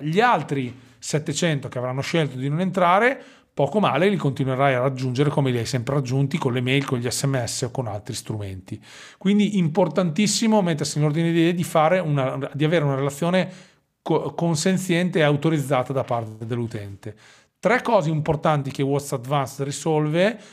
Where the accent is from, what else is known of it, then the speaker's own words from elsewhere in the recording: Forlì, Emilia-Romagna, Italy; accent: Romagnolo; sono romagnolo, come probabilmente il mio accento eh, rivelerà. No? Noi abbiamo questa S strascicata che normalmente fa simpatia e spero che sia così anche per i tuoi ascoltatori. Sono di Forlì